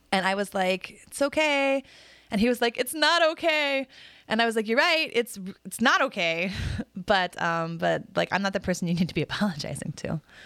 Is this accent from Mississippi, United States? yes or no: no; Des Moines, Iowa, United States; also born or lived in Mission Viejo, Orange County, California; when I was growing up in Des Moines.